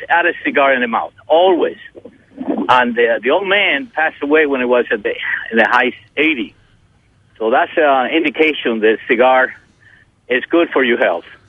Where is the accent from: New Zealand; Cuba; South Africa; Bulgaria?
Cuba; Holguín; moved away as an adult; now in United States; I came to U.S. in 1962. At that time, I was 19 years old. It's been a long time. So when I was in uh, in my city, I'm from Holguin